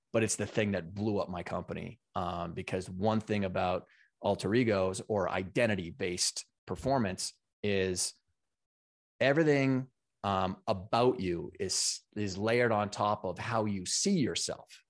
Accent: Canada; moved away as an adult; now in United States; I grew up in Canada on a Big Farm and Ranch

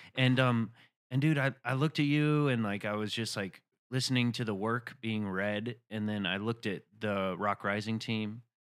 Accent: Chattanooga, Tennessee, United States; moved away; I'm from Chattanooga, Tennessee.

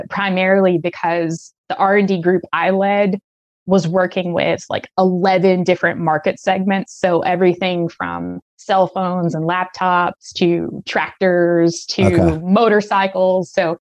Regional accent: Arkansas, United States; Yeah, so I grew up in Arkansas, Southern Arkansas. My parents were super young when I came along.

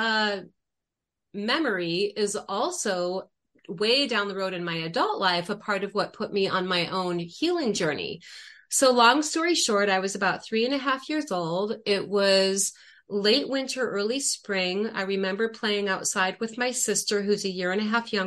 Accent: Akron, Ohio, United States; moved away as an adult; also born or lived in Arizona; now in Sedona, United States; I've lived in Arizona for 20 years now, but I'm originally from Akron, Ohio

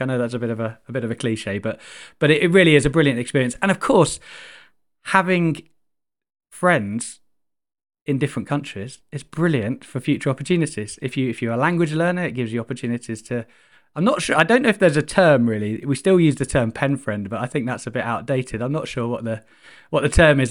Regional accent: Chichester, South East England, United Kingdom; I grew up in Chichester on the south coast

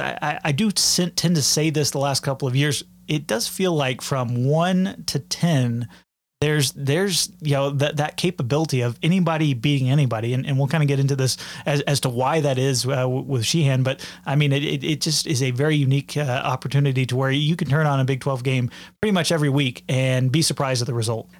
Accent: Dallas-Fort Worth area, Texas, United States; my hometown as well. uh, there in the Dallas-Fort Worth area.

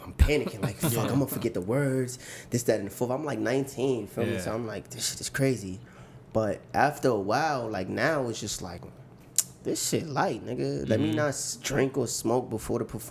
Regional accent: New York City, New York, United States; I come from Brooklyn.

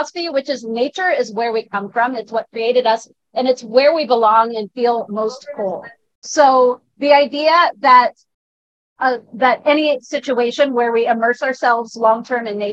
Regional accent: Northern California, United States; I grew up in California, Northern California, in the mountains, mind you, not beachside

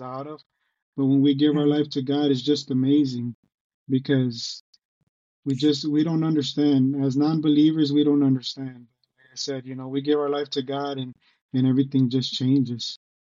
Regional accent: Detroit, Michigan, United States; also born or lived in Texas / Grand Rapids, Michigan; I am from Michigan. I was born in Detroit

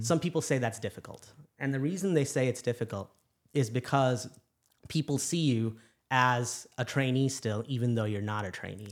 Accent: Chicago, Illinois, United States; moved away as an adult; also born or lived in New York City / Louisiana; I'm originally from Chicago

